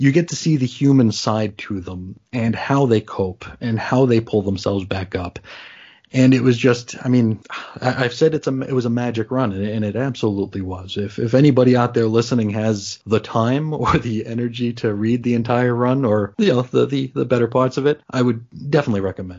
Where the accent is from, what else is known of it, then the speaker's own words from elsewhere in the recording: New York, United States; I'm from New York.